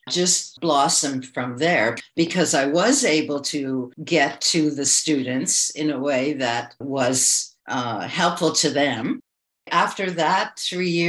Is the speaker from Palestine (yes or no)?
no; Toronto, Ontario, Canada; moved away as an adult; also born or lived in China; So I'm from Toronto, Canada. I was born here and I'm back here. During the last 20 years, I lived in China for 15 years